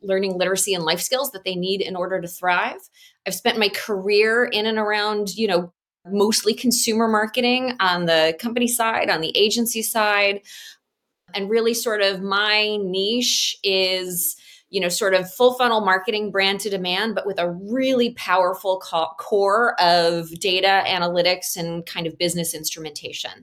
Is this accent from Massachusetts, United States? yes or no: no; Chicago, Illinois, United States; I am Chicagoan